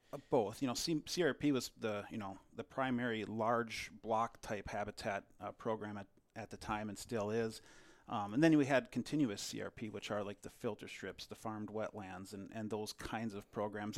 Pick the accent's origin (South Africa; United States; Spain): United States; Delano, Minnesota; I grew up in Delano, Minnesota, uh, just, uh, west of the Twin Cities